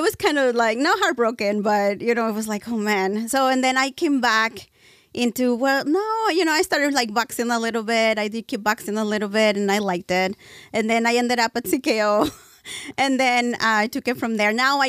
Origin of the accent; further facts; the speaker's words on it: Texas, United States; now in California, United States; Well, I'm originally from Texas, but I moved here a long, long time ago, and my whole family is Mexican. Mm-hmm. So I was raised there and here, which is weird.